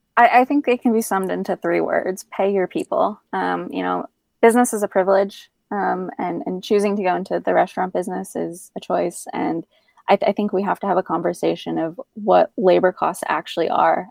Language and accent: English; Northeast, United States; also born or lived in Middle East / Washington, District of Columbia, United States; now in Asheville, United States; being from the Northeast originally